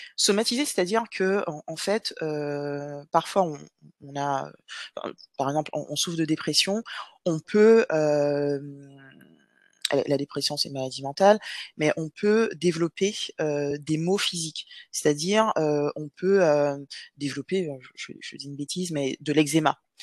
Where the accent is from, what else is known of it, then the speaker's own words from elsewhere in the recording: Guadeloupe; moved away as an adult; also born or lived in Metropolitan France; now in France; je suis guadeloupéenne. Donc, j'ai vécu en Guadeloupe jusqu'à mes 18 ans et ensuite, je suis venue en France métropolitaine